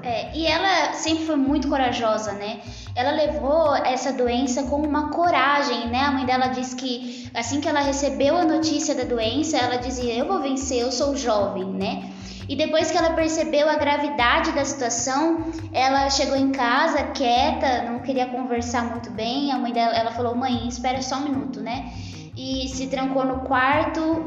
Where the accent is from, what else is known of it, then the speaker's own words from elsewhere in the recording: Campinas, São Paulo, Brazil; eu tenho 22 anos, sou campineira